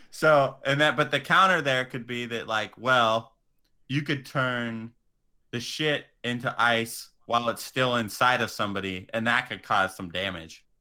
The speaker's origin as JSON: {"language": "English", "town": "Atwater", "region": "California", "country": "United States", "tie": "born or raised there", "also_born_or_lived": "San Diego", "said": "I would say I was from Merced, but I'm from the humble little neighboring town of Atwater"}